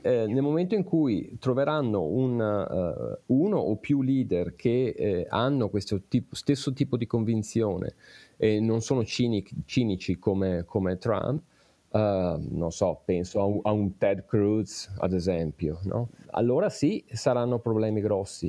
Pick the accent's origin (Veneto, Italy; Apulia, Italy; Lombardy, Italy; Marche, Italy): Veneto, Italy; province of Vicenza; moved away as an adult; now in Pittsburgh, United States; io sono originario della provincia di Vicenza